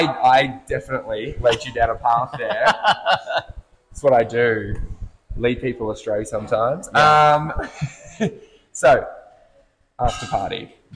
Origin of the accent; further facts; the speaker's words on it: Adelaide, South Australia, Australia; I'm from Adelaide, which people call a regional town.